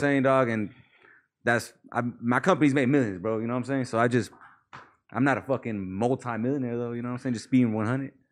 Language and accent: English; Palmdale, California, United States; also born or lived in Mission Hills, California / Pacoima, California / Panorama City, California; I remember moving to Palmdale when I was like six, bro, five or six. I really grew up in Palmdale